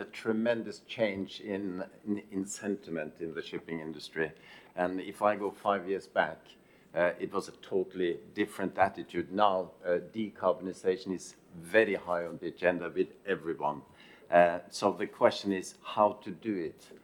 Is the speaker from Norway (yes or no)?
yes; Norway; in Norway, my home country